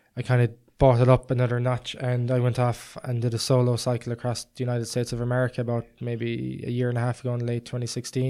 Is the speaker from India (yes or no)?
no; Ireland; I was from Ireland